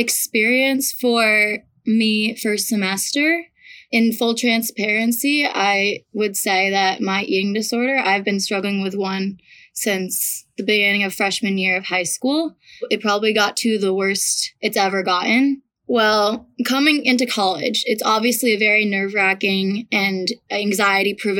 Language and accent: English; Ridgefield, Connecticut, United States; I am from Ridgefield, Connecticut.